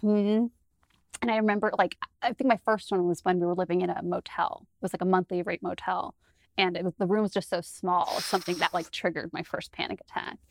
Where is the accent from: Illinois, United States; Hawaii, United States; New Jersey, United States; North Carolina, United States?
New Jersey, United States; I'm from New Jersey.